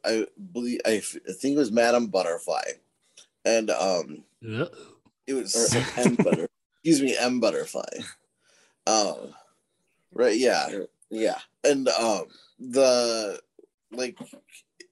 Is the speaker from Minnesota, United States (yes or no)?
yes; Rochester, Minnesota, United States; We're from Southern Minnesota, Rochester specifically